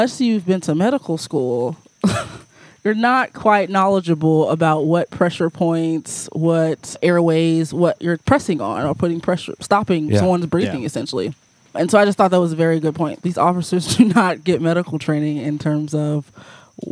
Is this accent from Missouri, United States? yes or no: yes; St. Louis, Missouri, United States; moved away as an adult; also born or lived in Springfield, Missouri; I grew up in North City, St. Louis, black family